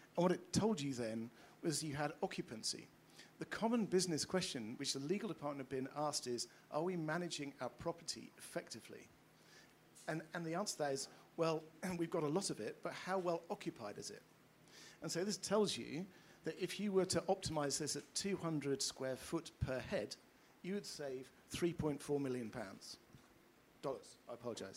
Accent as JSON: {"language": "English", "country": "United Kingdom", "said": "we're British and pompous"}